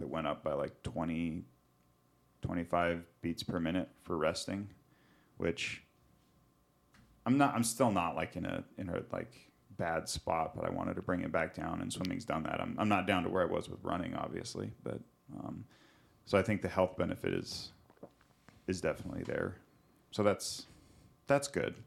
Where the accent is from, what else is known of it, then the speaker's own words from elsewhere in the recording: Montana, United States; moved away; also born or lived in Pacific Northwest; growing up in Montana and then living in the Pacific Northwest